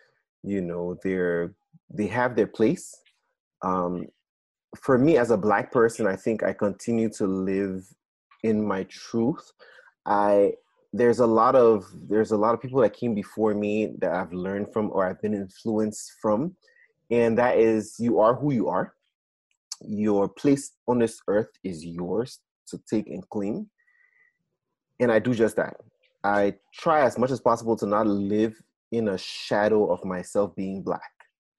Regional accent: Nigeria; moved away; I'm Black, I'm Nigerian.

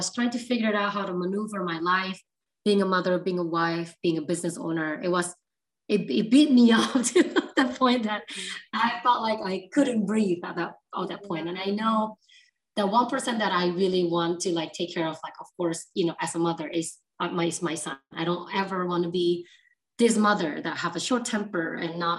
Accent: Surabaya, East Java, Indonesia; moved away as an adult; now in United States; So I'm actually originally from Indonesia, Surabaya. So yeah, grew up very Asian culture

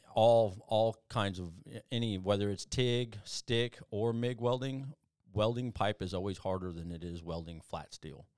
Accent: South Texas, United States; also born or lived in Phoenix, Arizona; I was born in Phoenix, um, but I left there when I was, like, three years old and went to South Texas

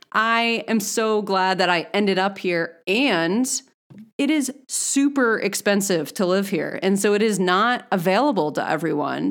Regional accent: Northeast, United States; moved away as an adult; now in Boulder, United States; I'm from the Northeast

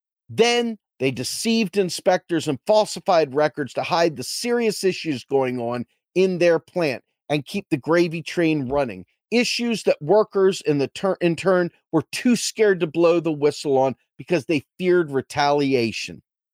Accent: New Zealand; It was the same in my home country of New Zealand

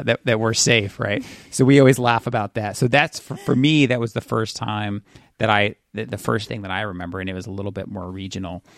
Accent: California, United States; I grew up in California

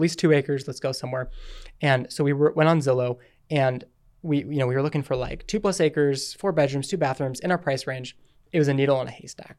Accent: Utah, United States; I'm from Utah. We lived here our whole life

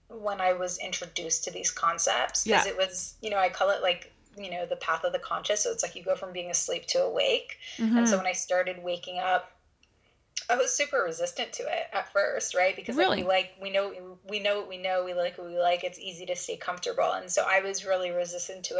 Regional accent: Canada; all the visa stuff being Canadian

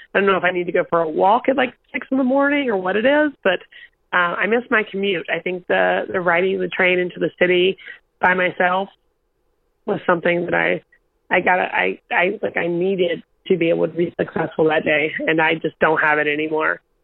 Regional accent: North Carolina, United States; now in New York, United States; It's the county I grew up in. I'm from a two stoplight town in North Carolina

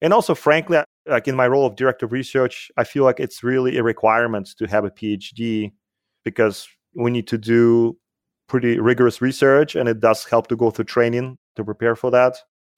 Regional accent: Russia; accent: Soviet; English is a second language; So you might have noticed that I have an accent, and it's because I grew up in the Soviet Union. So I'm a Soviet-trained mathematician, which is always a plus, I guess.

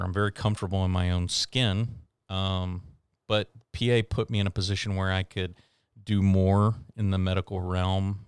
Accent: Houston, Texas, United States; moved away as an adult; also born or lived in Wyoming / Oklahoma / Seattle; I am originally from the Houston, Texas

